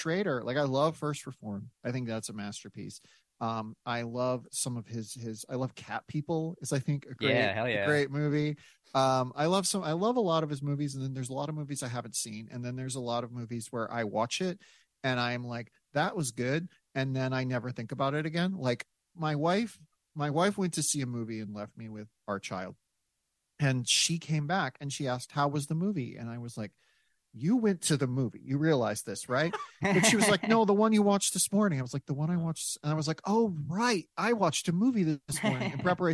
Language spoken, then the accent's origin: English; South Dakota, United States; also born or lived in Grand Rapids, Michigan; I of course then was adopted and grew up in South Dakota, but I was born in Michigan